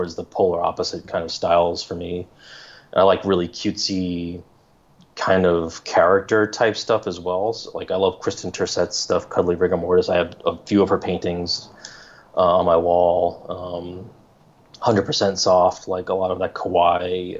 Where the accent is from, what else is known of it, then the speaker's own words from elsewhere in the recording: New York, United States; now in Los Angeles, United States; I grew up in New York